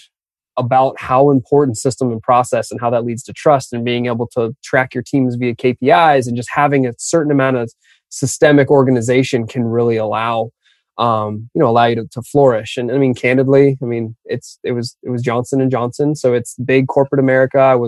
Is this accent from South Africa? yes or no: no; just outside of Toronto, Ontario, Canada; also born or lived in Austin; now in United States; being a Canadian kid, my family's all still up just outside of Toronto